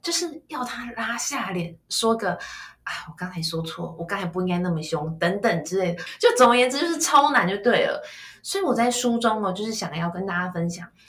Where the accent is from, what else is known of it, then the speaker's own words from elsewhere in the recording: Kaohsiung, Taiwan; 我是高雄人，所以我爸爸就讲台语啦